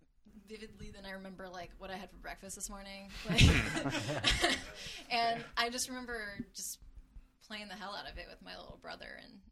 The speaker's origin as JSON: {"language": "English", "town": "Los Angeles", "region": "California", "country": "United States", "moved": "as an adult", "lives_now": "Berkeley, United States", "said": "I'm from Los Angeles, but I go to Berkeley."}